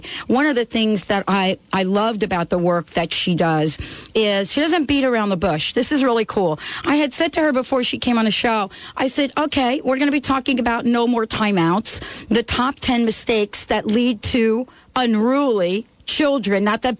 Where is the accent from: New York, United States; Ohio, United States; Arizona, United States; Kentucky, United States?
New York, United States; New York City; I grew up in the Bronx, not such a great neighborhood